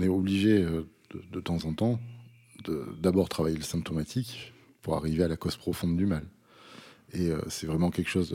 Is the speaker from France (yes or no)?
yes; Vaucluse, Provence-Alpes-Côte d'Azur, France; je suis un enfant du pays, comme, comme on dit. J'habite à, 7 km dans un petit village qui s'appelle Saint-Didier.